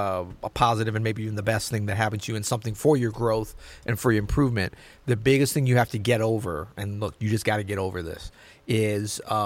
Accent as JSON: {"language": "English", "region": "Florida", "country": "United States", "tie": "born there", "said": "I was born in Florida, man. This is like normal."}